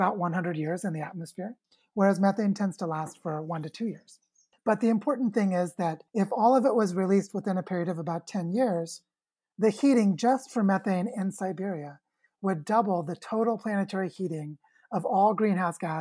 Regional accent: Springfield, Missouri, United States; moved away; also born or lived in Oregon / Washington; I was born in Springfield, Missouri in 1976

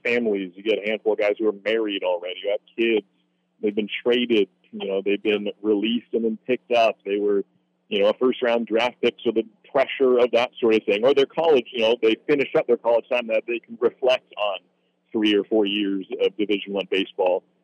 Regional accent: Corvallis, Oregon, United States; moved away; I'm from Corvallis, Oregon. I went to Oregon State

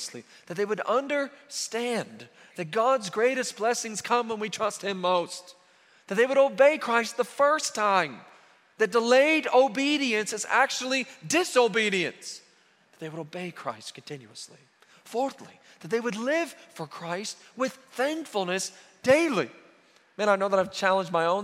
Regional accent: near Norman, Oklahoma, United States; I grew up near Norman, and so obviously I'm an OU fan

